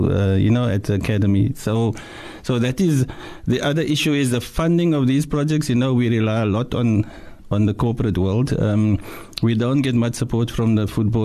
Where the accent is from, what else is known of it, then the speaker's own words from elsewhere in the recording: Cape Town, Western Cape, South Africa; I'm from Mannenberg